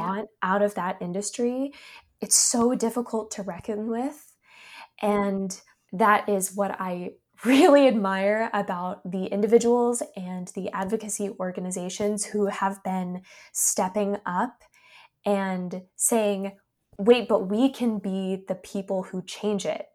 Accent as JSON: {"language": "English", "region": "North Carolina", "country": "United States", "also_born_or_lived": "New York", "said": "my home state of North Carolina"}